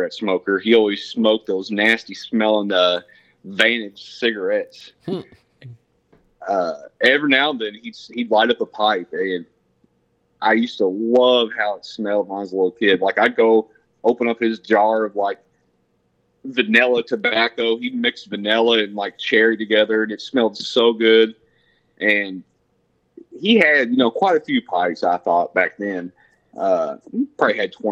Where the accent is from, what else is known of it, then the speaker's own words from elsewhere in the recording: Brunswick, Georgia, United States; also born or lived in southern Indiana / Las Vegas; now in Indiana, United States; From Georgia, Brunswick, Georgia, there on the East Coast, about 20 miles north of Jacksonville, Florida. Grew up there as a kid